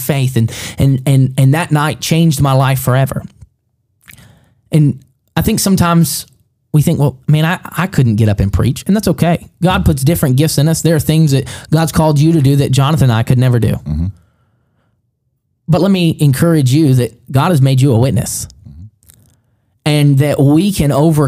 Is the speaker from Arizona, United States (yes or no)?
no; Alabama, United States; also born or lived in Cahokia, Illinois; I'm from Alabama.